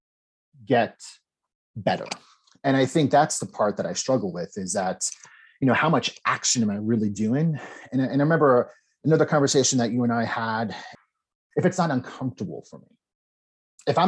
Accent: New Jersey, United States; I was born and raised in New Jersey

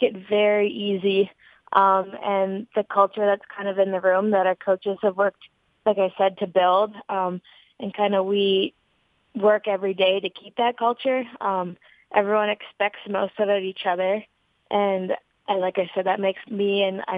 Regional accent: Barrie, Ontario, Canada; moved away as an adult; I'm from Barrie, Ontario, which is an hour north of Toronto. It's a city that keeps growing each year. That's where I've grown up my whole life.

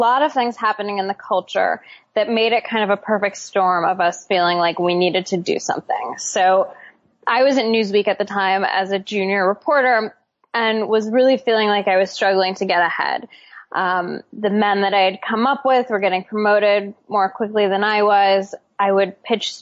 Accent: Seattle, Washington, United States; I grew up in Seattle

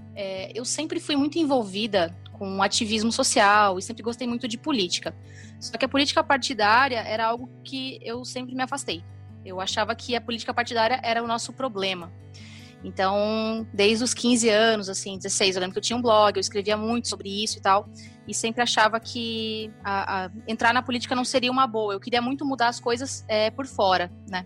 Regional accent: Três Passos, Rio Grande do Sul, Brazil; moved away as an adult; also born or lived in Santa Maria, Brazil; now in Florianópolis, Brazil; eu sou gaúcha, de, eu nasci em Santa Maria, mas me criei em Três Passos, que é uma cidade do noroeste do Rio Grande do Sul

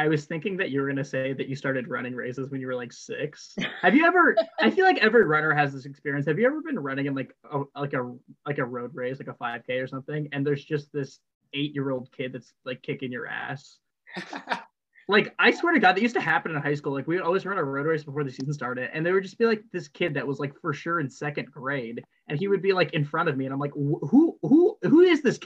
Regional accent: Northwest Indiana, United States; I'm from Northwest Indiana

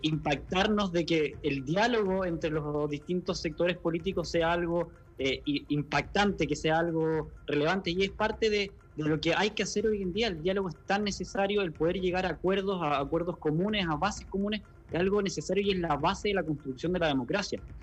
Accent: Chile; como chileno me siento comprometido

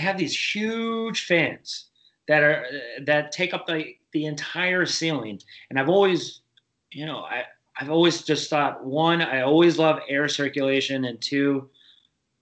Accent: Michigan, United States; also born or lived in Kansas City / Buffalo area; now in Buffalo, United States; I grew up in Michigan

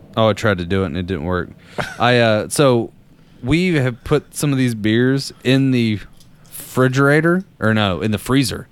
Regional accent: Danville, Kentucky, United States; I'm from Danville, which is in the middle of uh, Boyle County in the middle of uh, Kentucky

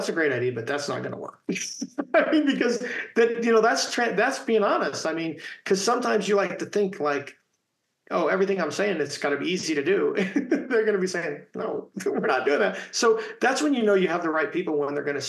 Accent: Indiana, United States; growing up in Indiana playing basketball

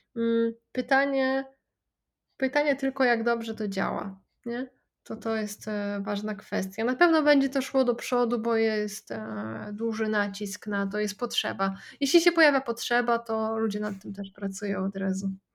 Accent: Poland; u nas w Polsce

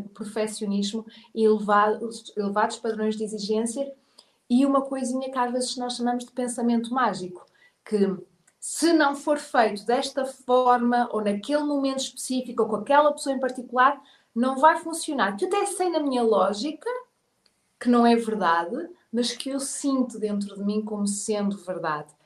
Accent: Portugal; moved away as an adult; also born or lived in England; o meu cérebro de português

